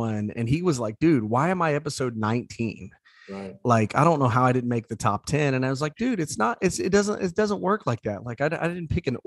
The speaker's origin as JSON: {"language": "English", "region": "Southeast Indiana", "country": "United States", "tie": "born or raised there", "said": "growing up in Southeast Indiana"}